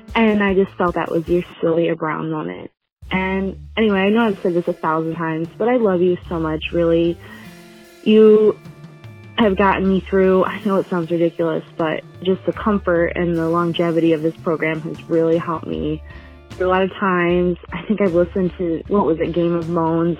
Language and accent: English; Grand Rapids, Michigan, United States; also born or lived in Livonia, Michigan; I'm from Grand Rapids, but I did live near Detroit uh, for the last five years in the suburb called Livonia